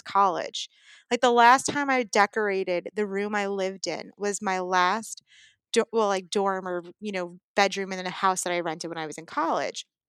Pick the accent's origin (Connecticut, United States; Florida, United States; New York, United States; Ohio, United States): New York, United States; New York City; I grew up in Brooklyn.